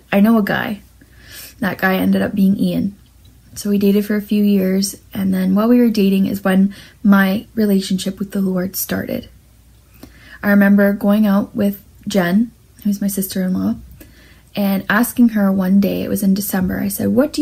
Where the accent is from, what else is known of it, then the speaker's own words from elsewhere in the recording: St. Catharines, Ontario, Canada; I was born and raised in St. Catharines, with my mom, my dad, and my sister